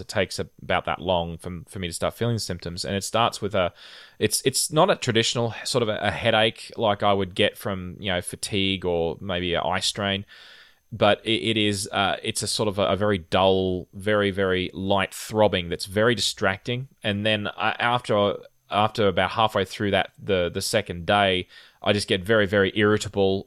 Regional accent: Rockhampton, Queensland, Australia; I grew up in a relatively hot climate in the tropics in, uh, my hometown of Rockhampton

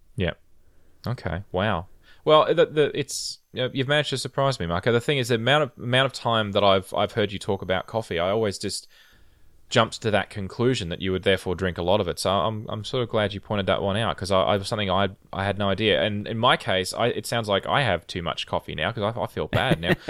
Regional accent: Rockhampton, Queensland, Australia; I grew up in a relatively hot climate in the tropics in, uh, my hometown of Rockhampton

